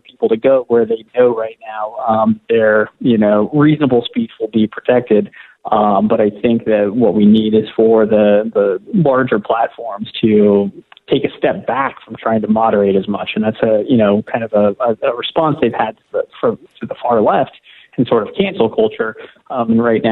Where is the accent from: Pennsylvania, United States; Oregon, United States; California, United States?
Oregon, United States; I'm from Oregon, so we probably say things a little different than maybe in Pittsburgh